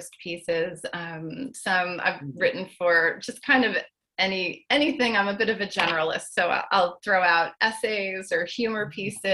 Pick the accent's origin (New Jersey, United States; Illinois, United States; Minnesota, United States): New Jersey, United States; Chatham; I'm in Morris County in Chatham.